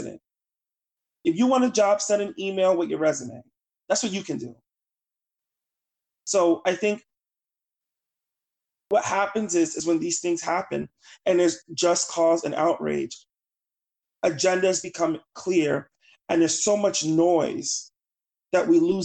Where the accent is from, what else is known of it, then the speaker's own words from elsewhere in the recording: New York City, New York, United States; moved away; I'm from the South Bronx. I'm from Claremont Village in Morrisania. I lived on Washington Avenue by Webster Avenue in the Bronx, and I lived with my grandparents growing up